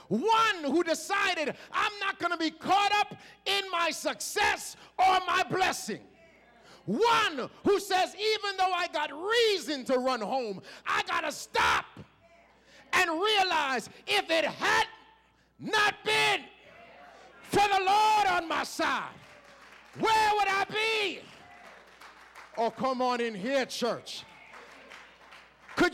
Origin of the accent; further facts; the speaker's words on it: Toronto, Ontario, Canada; excuse me, sir, help me. I'm from Canada. I struggle. I'm from Toronto. I don't often see pink flamingos.